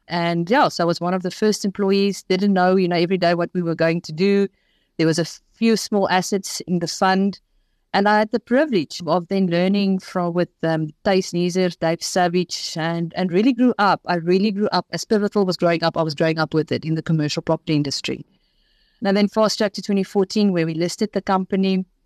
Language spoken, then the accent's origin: English; Port Shepstone, KwaZulu-Natal, South Africa; also born or lived in Pietermaritzburg; I grew up in Port Shepstone